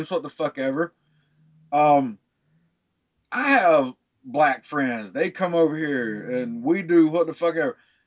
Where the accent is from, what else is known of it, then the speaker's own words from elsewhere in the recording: South Carolina, United States; I grew up in South Carolina, so I've grown up around that shit all my fucking life